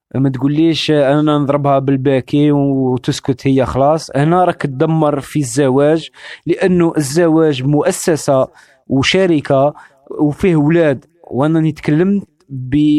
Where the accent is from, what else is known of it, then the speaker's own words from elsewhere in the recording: Algeria; انا جزائري